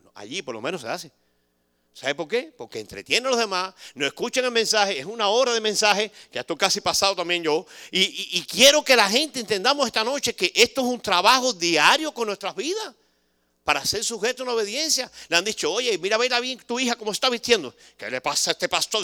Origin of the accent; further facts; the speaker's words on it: Cuba; moved away; somos bastante cubanos que estamos aquí